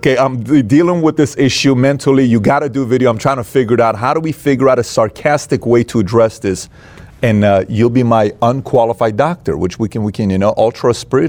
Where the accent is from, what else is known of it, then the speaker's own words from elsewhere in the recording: Iran; moved away; I grew up in a very pressure type environment. I grew up in Iran, war. You know, parents divorced, refugee camp